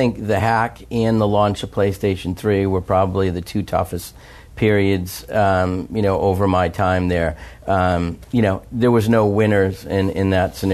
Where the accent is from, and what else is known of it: United States